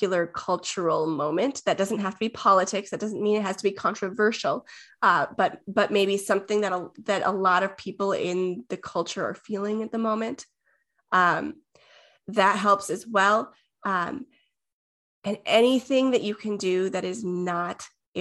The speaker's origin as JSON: {"language": "English", "region": "Minnesota", "country": "United States", "said": "I'm from Minnesota"}